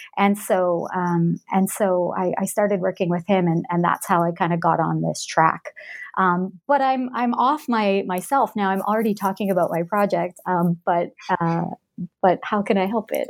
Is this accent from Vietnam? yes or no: no; Alberta, Canada; also born or lived in Edmonton, Canada; I was born and grew up in Western Canada, um, in Alberta. I grew up in a small town, um, in that province